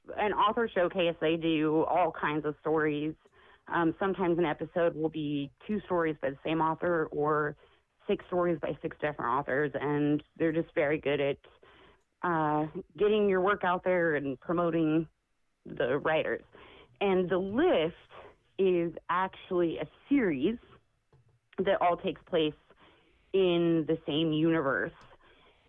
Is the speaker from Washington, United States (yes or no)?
yes; on the Columbia River, southernmost part of Washington State, United States; moved away; I'm in, like, the southernmost part of Washington State, right on the Columbia River